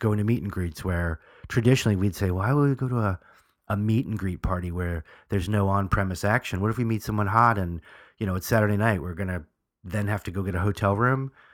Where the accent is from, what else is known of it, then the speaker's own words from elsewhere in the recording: New York, United States; I'm from New York